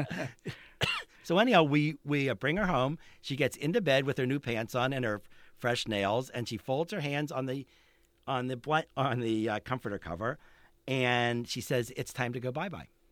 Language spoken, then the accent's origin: English; Pittsburgh, Pennsylvania, United States; moved away; also born or lived in Boulder; in Pittsburgh when I was growing up